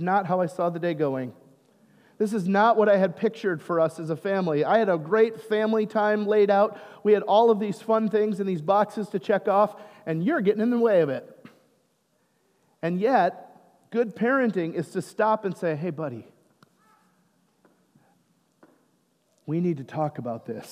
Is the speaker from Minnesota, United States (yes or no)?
yes; Minnesota, United States; I'm Minnesotan